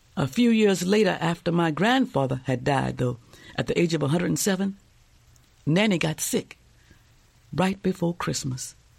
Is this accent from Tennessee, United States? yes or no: no; New Orleans, Louisiana, United States; also born or lived in Alexandria, Louisiana; now in Oakland, United States; I was born in New Orleans, Louisiana, 57 years ago